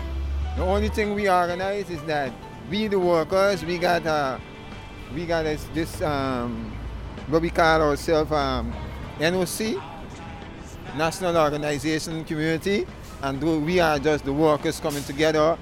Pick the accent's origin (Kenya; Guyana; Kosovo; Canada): Guyana; now in New York, United States; I come from Guyana. The only English-speaking country in the Caribbean.